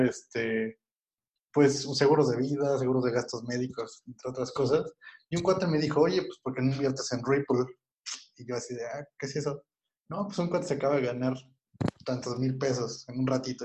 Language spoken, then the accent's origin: Spanish; State of Mexico, Mexico; yo soy del Estado de México